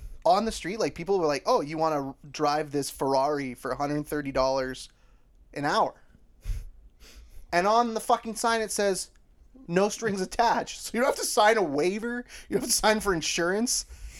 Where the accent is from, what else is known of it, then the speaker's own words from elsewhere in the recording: Winnipeg, Manitoba, Canada; we're from Winnipeg. It's kind of like the murder capital of Canada.